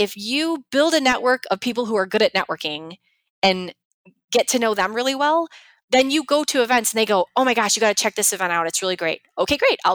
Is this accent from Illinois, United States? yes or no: yes; Chicago, Illinois, United States; I'm from Chicago